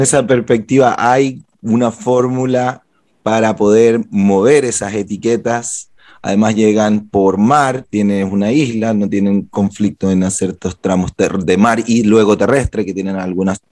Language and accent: Spanish; Guayaquil, Guayas, Ecuador; nacimos en la misma ciudad, en Guayaquil